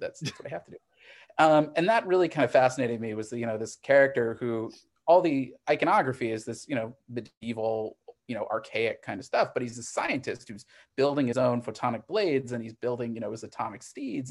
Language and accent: English; Missouri, United States; moved away as an adult; also born or lived in Northeast US / New York; now in Los Angeles, United States; I grew up in Missouri, and, um, now I'm actually on the West Coast in, in Los Angeles